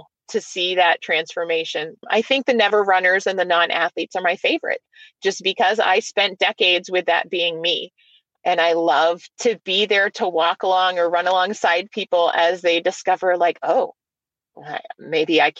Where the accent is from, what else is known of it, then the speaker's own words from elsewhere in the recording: New Hampshire, United States; now in Michigan, United States; I'm going to go back to my home state of New Hampshire